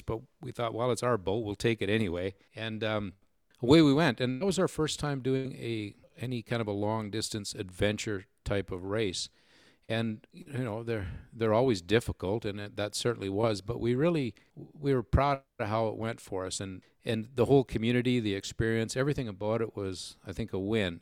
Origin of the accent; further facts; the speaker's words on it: Manitoba, Canada; the Manitoba team was represented primarily from from man from from my hometown and the area just very nearby